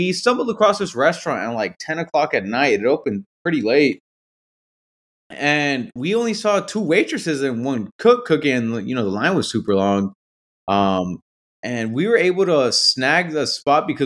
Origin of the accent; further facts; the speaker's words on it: United States; we're American